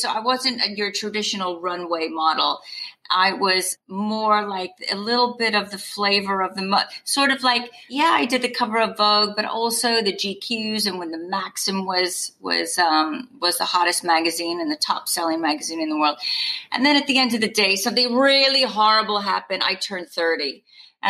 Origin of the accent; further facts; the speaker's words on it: California, United States; moved away as an adult; also born or lived in New York / England; now in United Kingdom; I'm from California